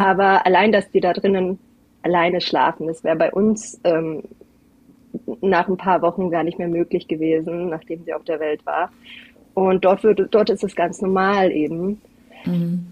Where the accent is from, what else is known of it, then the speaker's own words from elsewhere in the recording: Algarve, Portugal; now in Kufstein, Austria; Ich bin nämlich Deutsche, aber ich bin in Portugal an der Algarve aufgewachsen